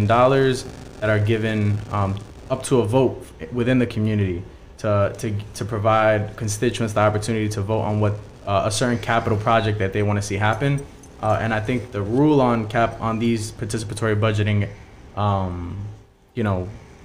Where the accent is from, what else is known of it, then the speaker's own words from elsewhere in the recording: New York City, New York, United States; I'm a kid from Ravenswood, and I've grown up around people